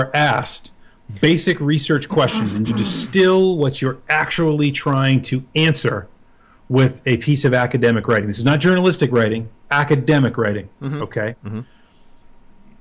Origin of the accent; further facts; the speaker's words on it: United States; being American